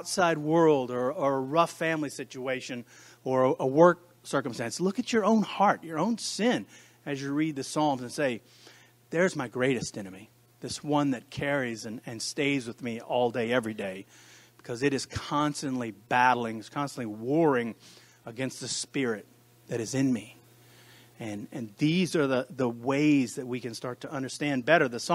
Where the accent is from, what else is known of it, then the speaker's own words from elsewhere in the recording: United States; I speak as an American to Americans in the American church